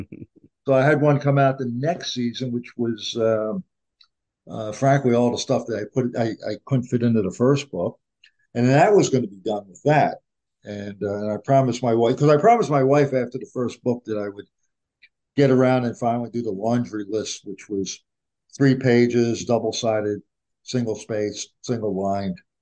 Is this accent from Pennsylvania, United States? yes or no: yes; Philadelphia, Pennsylvania, United States; I grew up in Philadelphia